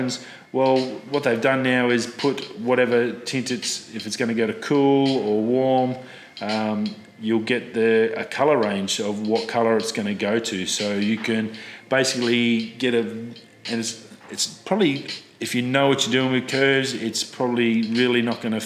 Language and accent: English; Australia; as an Australian